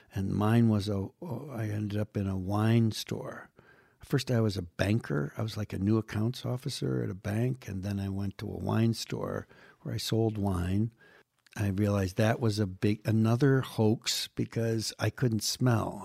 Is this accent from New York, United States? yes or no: yes; Western New York State, United States; moved away as an adult; now in Los Angeles, United States; people in my hometown in Western New York State